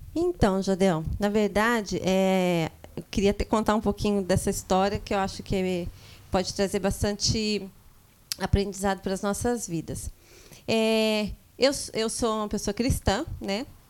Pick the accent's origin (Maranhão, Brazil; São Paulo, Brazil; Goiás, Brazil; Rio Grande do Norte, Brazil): São Paulo, Brazil; São José dos Campos; nasci em São Paulo e viemos para São José dos Campos ainda pequena, é, com cinco anos de idade. E com ao longo do tempo a gente foi crescendo num bairro daqui de São José dos Campos, zona leste de São José dos Campos